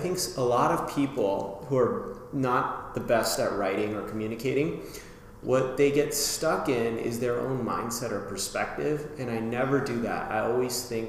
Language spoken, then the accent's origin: English; Las Vegas, Nevada, United States; now in Philadelphia, United States; back in Vegas where I grew up